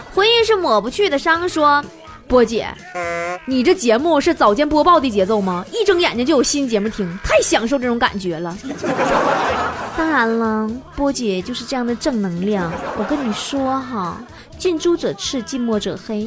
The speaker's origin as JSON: {"language": "Chinese", "region": "Northeast China", "country": "China", "accent": "Northeastern Mandarin (Dongbei hua)", "said": "我说的是， 是东北话吗"}